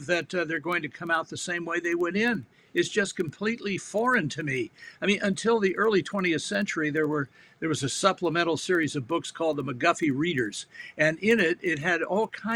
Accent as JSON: {"language": "English", "town": "Washington", "region": "District of Columbia", "country": "United States", "tie": "born or raised there", "said": "I grew up in, I was born in Washington, D.C."}